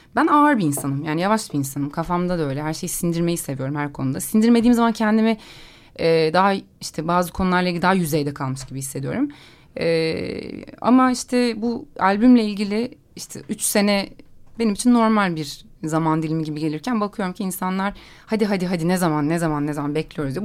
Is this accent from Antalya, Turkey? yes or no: no; Istanbul, Turkey; ben de orada doğup büyüdüm.